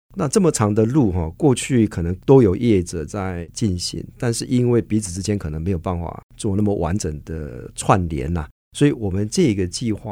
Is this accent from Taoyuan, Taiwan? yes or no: no; Hualien County, Taiwan; 我老家是花莲哈